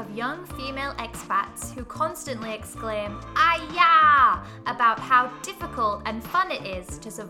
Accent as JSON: {"language": "English", "region": "England", "country": "United Kingdom", "said": "I'm from England."}